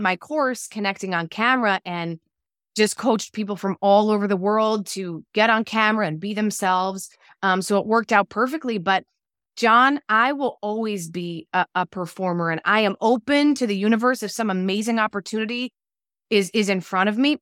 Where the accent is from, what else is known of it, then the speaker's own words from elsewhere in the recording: New Jersey, United States; also born or lived in Los Angeles; I'm from New Jersey, I live in New Jersey